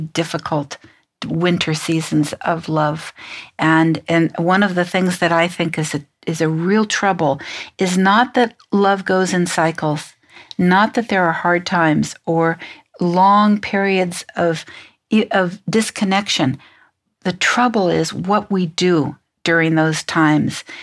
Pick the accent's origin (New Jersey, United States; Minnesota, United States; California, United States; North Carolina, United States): California, United States; San Francisco; I'm from San Francisco.